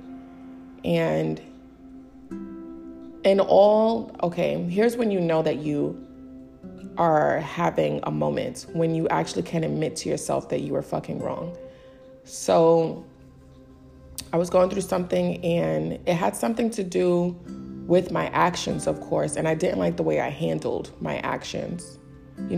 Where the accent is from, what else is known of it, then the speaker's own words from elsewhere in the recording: New York City, New York, United States; I'm from the Bronx